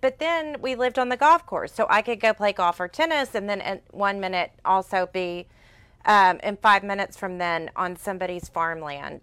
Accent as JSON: {"language": "English", "town": "Sugar Land", "region": "Texas", "country": "United States", "tie": "born or raised there", "said": "I'm a Houston girl, but I grew up in Fort Bend County"}